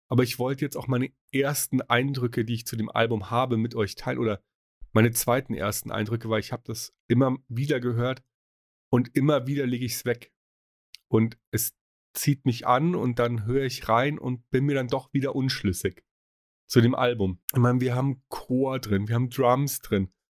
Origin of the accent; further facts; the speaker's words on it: Munich, Bavaria, Germany; Ich meine, er ist Münchner, ich bin Münchner.